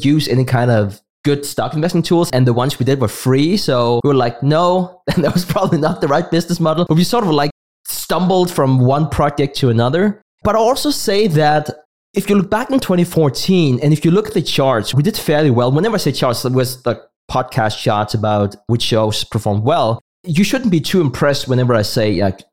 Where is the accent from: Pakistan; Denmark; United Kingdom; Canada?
Denmark; first language Danish; English is a second language; my native tongue, that's Danish